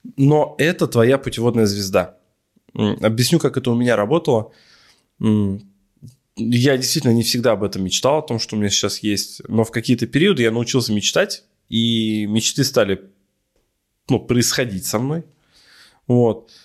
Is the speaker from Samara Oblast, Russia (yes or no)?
no; Ufa, Bashkortostan, Russia; я парень из Шакши